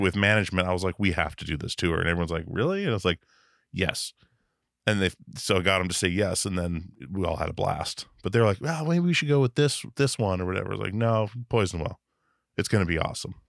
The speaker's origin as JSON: {"language": "English", "town": "Wasilla", "region": "Alaska", "country": "United States", "tie": "born or raised there", "also_born_or_lived": "Petersburg, Alaska", "moved": "yes", "said": "I grew up on a little island called Petersburg. in Southeast Alaska until I was eleven, and then, uh, moved up to the mainland"}